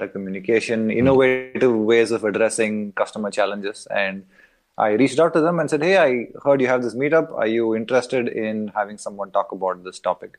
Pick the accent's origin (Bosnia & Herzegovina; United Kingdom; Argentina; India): India; moved away as an adult; also born or lived in United States; now in Berlin, Germany; I am from India originally. I've bounced around the world